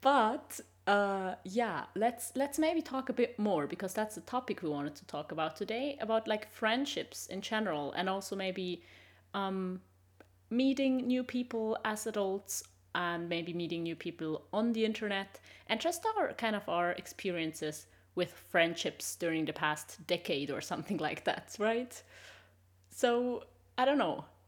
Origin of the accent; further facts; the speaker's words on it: Switzerland; English is a second language; moved away as an adult; also born or lived in Sweden; now in Germany; I'm originally from Switzerland